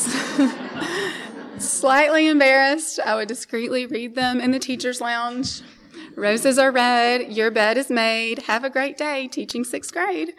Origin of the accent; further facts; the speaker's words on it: Memphis, Tennessee, United States; We grew up here in Memphis in a loving Christian home